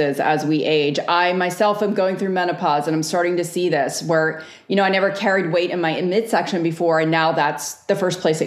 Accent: Northeast, United States; now in the South, United States; I live in the South now. I grew up in the Northeast.

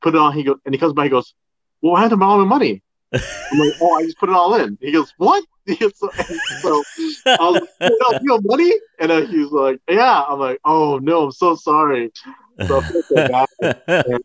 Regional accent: San Francisco, California, United States; moved away as an adult; now in Las Vegas, United States; Born and raised in San Francisco

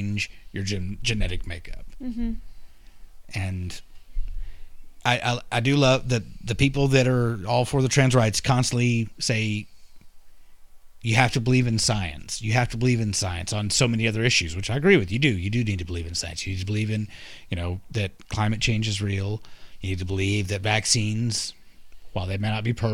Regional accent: Texas, United States; I'm from Texas

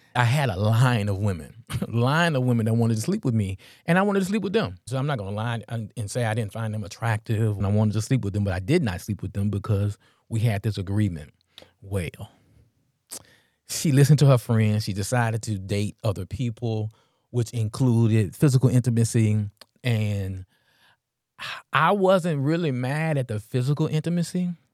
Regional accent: Memphis, Tennessee, United States; I'm from North Memphis

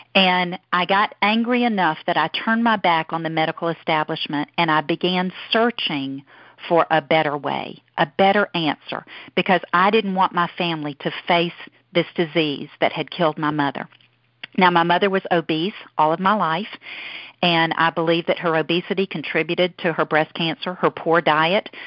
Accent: Deep South, United States; accent: southern; Down here from the deep south. I hope y'all can understand my southern accent.

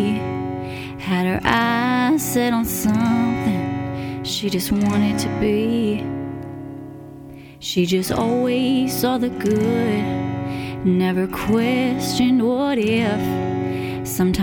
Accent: South Shore, Massachusetts, United States; I will be in my hometown at Brack's Grill and Tap on July 8th

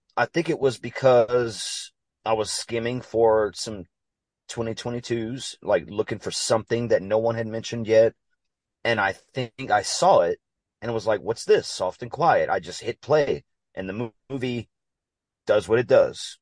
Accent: Louisiana, United States; I'm from Louisiana

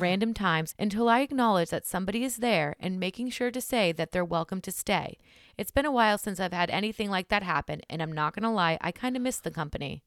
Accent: New Hampshire, United States; I'm from New Hampshire.

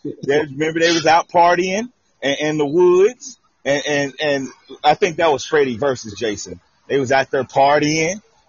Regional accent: Texas, United States; See, I grew up in Texas

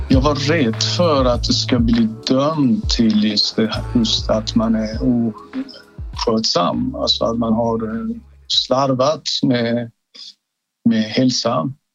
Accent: Iran; now in Sweden; Jag kommer ursprungligen från Iran

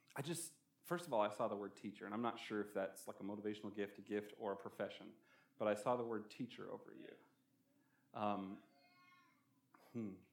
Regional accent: Canada; now in Albuquerque, United States; I'm from Canada, we have a lot of rivers

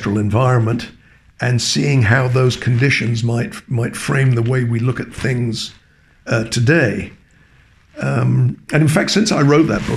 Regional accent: England, United Kingdom; moved away as an adult; also born or lived in Cambridge; now in Toronto, Canada; I was born and educated in England

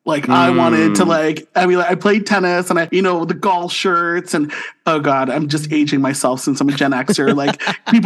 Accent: St. Catharines, Ontario, Canada; now in Ottawa, Canada; born and raised in St. Catharines, Ontario, and now living in the nation's capital of Ottawa.

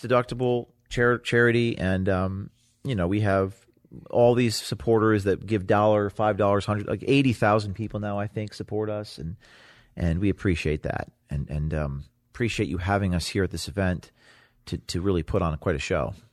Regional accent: Hudson Valley, New York, United States; also born or lived in Bergen County, New Jersey; I'm from the, the, the, the Hudson Valley

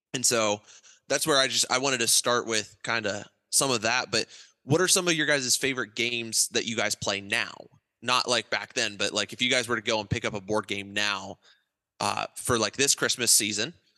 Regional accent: Ohio, United States; also born or lived in Alliance, Ohio / Eaton, Ohio; my dad and mom were from Wichita, Kansas, and we grew up in Alliance, Ohio, and then Eaton, Ohio, um, two different parts of Ohio

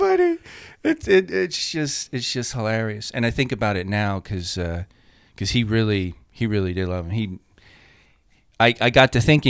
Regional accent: New York, United States; I'm from New York

